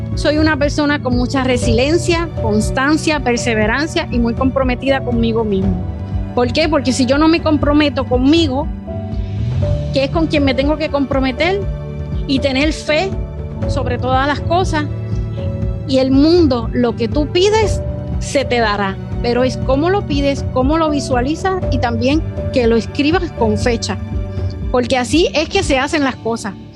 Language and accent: Spanish; Puerto Rico; soy de Puerto Rico